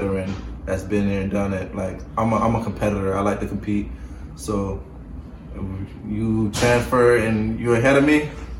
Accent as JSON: {"language": "English", "region": "Florida", "country": "United States", "said": "I feel like I'm from Florida, so I feel like we're the best."}